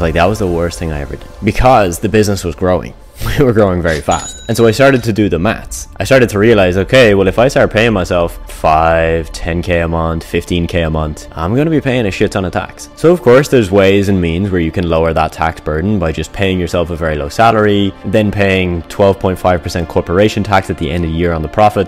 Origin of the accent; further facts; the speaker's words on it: Ireland; moved away as an adult; I left Ireland, and more specifically my hometown